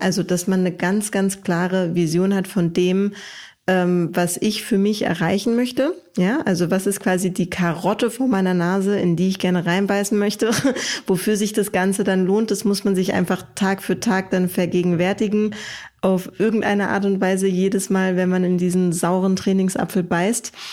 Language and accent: German; Germany; bei uns in Deutschland